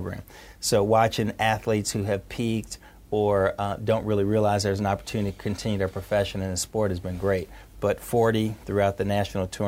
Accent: Indianapolis, Indiana, United States; I'm from Indianapolis public schools.

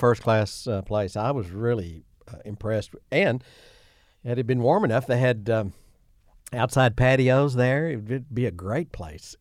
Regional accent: Imboden, Arkansas, United States; I'm from Imboden, but I attended Sloane Henry's high school

